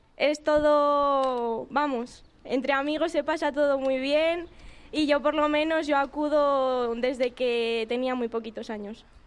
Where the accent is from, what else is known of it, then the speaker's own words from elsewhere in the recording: Arroyo de la Encomienda, Castile and León, Spain; representar a mi pueblo es un orgullo